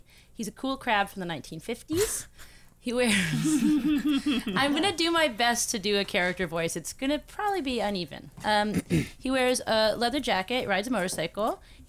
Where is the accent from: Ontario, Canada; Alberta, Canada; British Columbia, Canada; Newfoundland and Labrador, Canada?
British Columbia, Canada; Vancouver; moved away; I'm born in Vancouver, British Columbia.